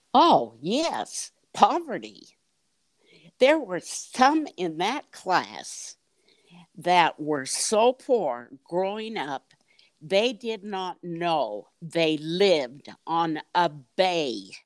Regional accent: Salt Lake City, Utah, United States; moved away as an adult; also born or lived in Bay Area, California; I grew up in Salt Lake City. I lived 20 years in the Bay Area in California.

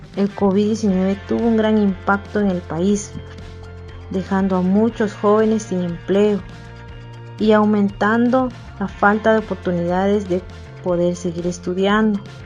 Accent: San Lucas Tolimán, Sololá, Guatemala; soy de San Lucas Tolimán, Solola, Guatemala

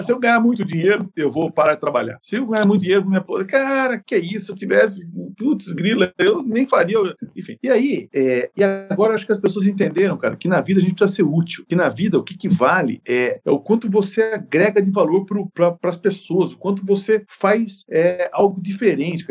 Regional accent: Sorocaba, São Paulo, Brazil; como sou de Sorocaba

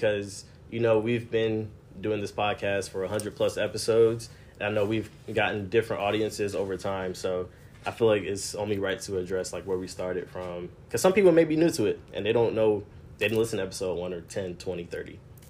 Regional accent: Gwinnett, Georgia, United States; also born or lived in New York; Originally, I was born in New York. I guess you can claim that I'm a Gwinnett native now since I've been here.

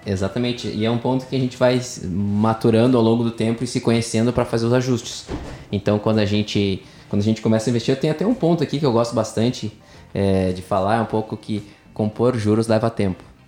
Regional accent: Rio Grande do Sul, Brazil; Sou gaúcho nascido e criado no Sul

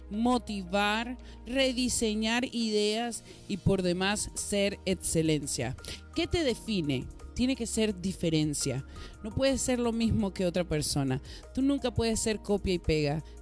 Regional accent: Venezuela; born there; bueno, nací en Venezuela, pero tengo a mi mamá que nació en México y tengo a mi papá que nació en Venezuela, pero siempre está México presente.

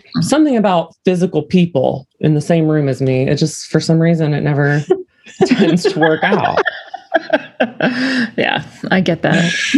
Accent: Parkersburg, West Virginia, United States; now in Huntington, United States; So I was born and raised in Parkersburg, West Virginia, which is just another shithole place in West Virginia. And then I now live in a different shithole in West Virginia

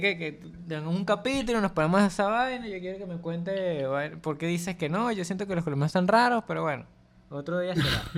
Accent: Venezuela

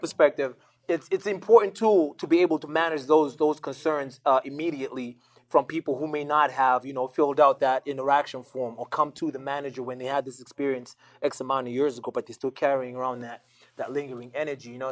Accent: Zimbabwe; moved away; also born or lived in Botswana / United States / Canada; I moved around a lot growing up. You know, I, I, I moved around. I was born and raised in Zimbabwe

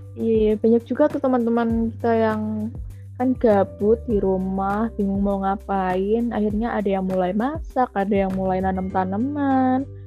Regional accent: Jombang, East Java, Indonesia; also born or lived in Solo; Aku aslinya dari Jombang, Jawa Timur.

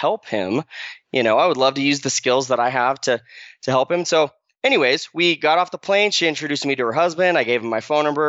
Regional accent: Arizona, United States; moved away as an adult; I grew up in Arizona, graduated from high school in Arizona

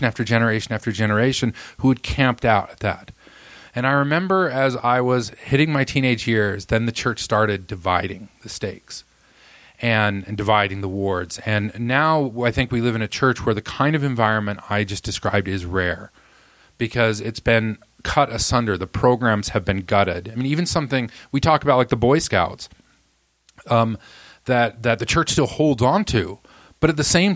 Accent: Roy, Utah, United States; also born or lived in Alabama; I moved to Roy, Utah, where I lived until I went on my mission at 19

